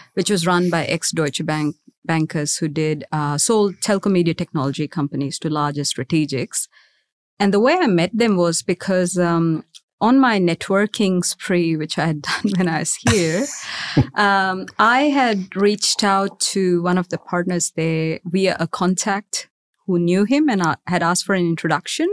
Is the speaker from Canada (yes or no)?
no; Mumbai, Maharashtra, India; moved away as an adult; now in Australia; I was raised in India, in Mumbai to be specific